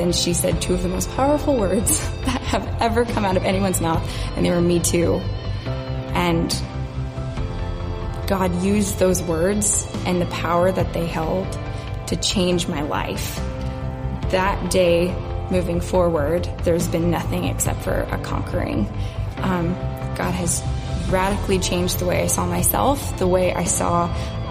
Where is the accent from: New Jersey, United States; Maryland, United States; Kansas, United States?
Kansas, United States; Topeka; I grew up here in Topeka